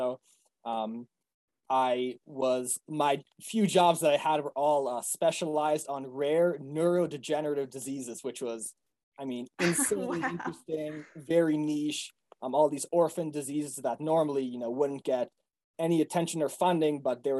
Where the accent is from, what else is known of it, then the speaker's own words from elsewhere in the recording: Massachusetts, United States; we grew up outside of Boston where they have really good public schools.